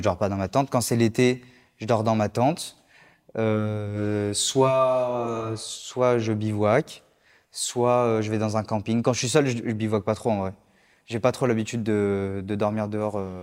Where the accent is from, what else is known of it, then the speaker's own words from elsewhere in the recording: Lyon, Auvergne-Rhône-Alpes, France; now in Paris, France; je suis originaire de Lyon. J'habite à Paris actuellement